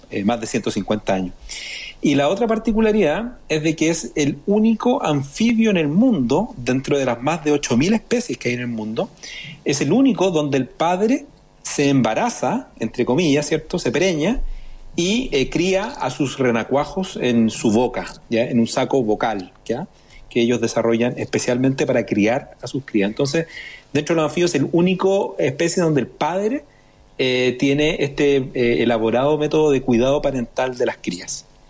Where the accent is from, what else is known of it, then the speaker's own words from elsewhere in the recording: Chile; nosotros como chilenos